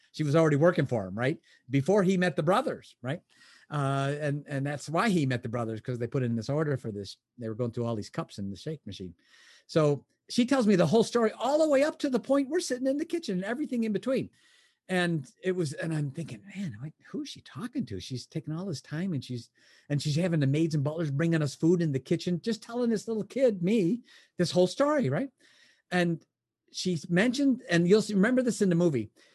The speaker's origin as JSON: {"language": "English", "town": "Chicago", "region": "Illinois", "country": "United States", "tie": "born or raised there", "moved": "yes", "lives_now": "Michigan, United States", "said": "I was born in Chicago. I live in Michigan now"}